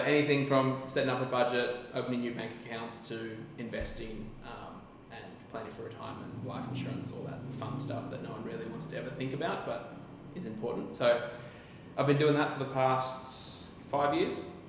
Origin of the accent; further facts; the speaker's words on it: Gold Coast, Queensland, Australia; I'm from the Gold Coast, Australia